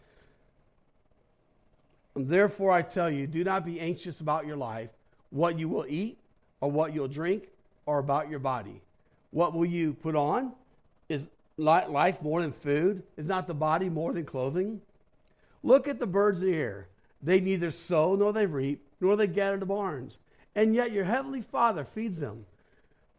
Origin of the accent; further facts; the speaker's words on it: St. Louis, Missouri, United States; moved away as an adult; also born or lived in Black Hills, South Dakota; I was from St. Louis, so I wasn't used to cold